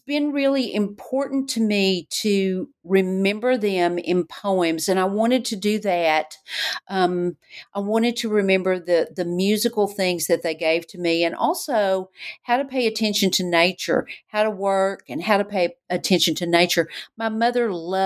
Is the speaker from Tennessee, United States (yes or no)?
yes; Knoxville, Tennessee, United States; growing up in Knoxville